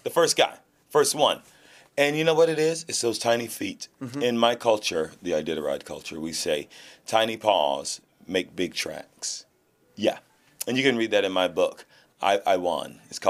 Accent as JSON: {"language": "English", "town": "Atlanta", "region": "Georgia", "country": "United States", "tie": "born or raised there", "said": "Yeah, it's my hometown."}